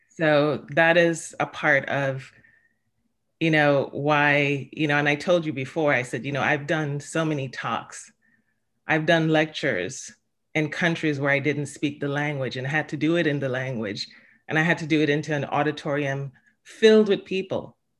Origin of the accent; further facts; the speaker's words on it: Jamaica; now in Stamford, United States; I was born in Jamaica